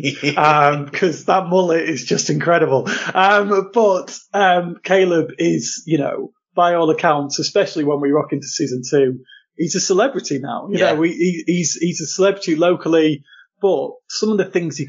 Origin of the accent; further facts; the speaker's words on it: Lincolnshire, East Midlands, United Kingdom; I grew up in Lincolnshire, pretty rural Lincolnshire, for most of my life.